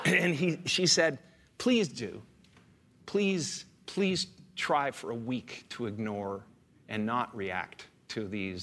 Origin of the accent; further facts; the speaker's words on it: Canada; moved away; I grew up in Canada, okay?